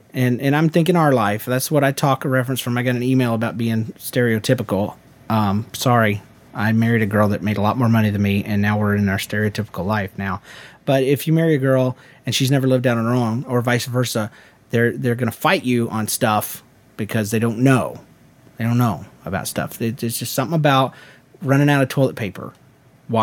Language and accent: English; Montreal, Quebec, Canada; now in Long Island, United States; As you may remember … I've lived in a couple places in between